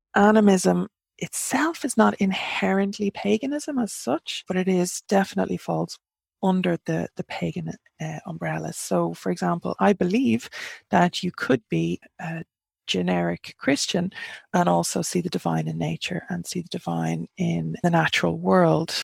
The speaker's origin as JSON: {"language": "English", "country": "Ireland", "said": "I'm an Irish pagan"}